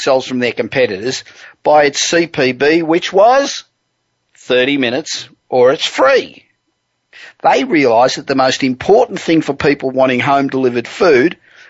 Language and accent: English; Los Angeles, California, United States; And we're coming to you this week from my hometown of Los Angeles.